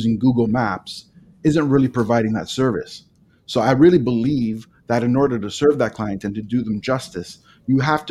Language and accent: English; Toronto, Ontario, Canada; now in Niagara region, Canada; I was born and raised in Etobicoke, which was just west of downtown Toronto